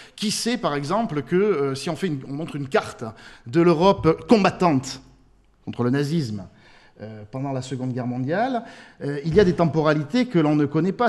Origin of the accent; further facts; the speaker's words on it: France; chez nous en France